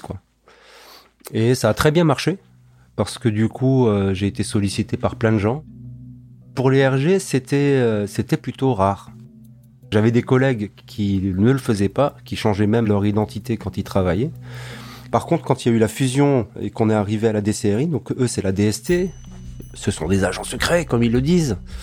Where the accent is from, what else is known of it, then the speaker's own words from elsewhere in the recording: Alsace, Grand Est, France; je suis né ici, j'ai grandi ici, je suis alsacien